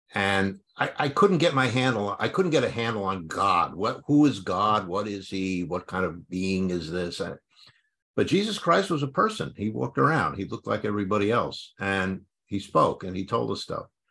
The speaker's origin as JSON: {"language": "English", "town": "New York City", "region": "New York", "country": "United States", "tie": "born or raised there", "said": "I grew up in New York City"}